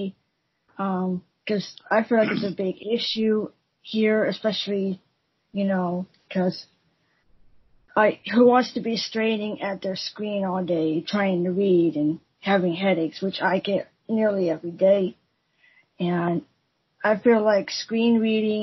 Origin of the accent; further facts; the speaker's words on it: United States; from America